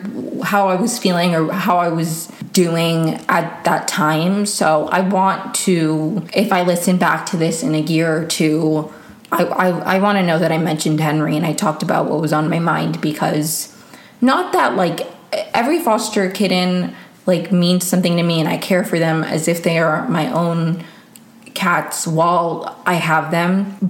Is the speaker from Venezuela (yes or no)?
yes; Venezuela; born there; English is a second language; I was born in Venezuela and I do speak Spanish, but I feel like I wouldn't say I've lost it, but I do, it's not as good as it used to be.